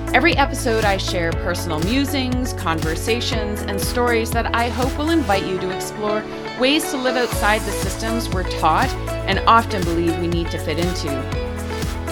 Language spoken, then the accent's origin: English; Northern Alberta, Canada; I grew up in Rocky Mountain Cree territory, which is known by colonizers as Northern Alberta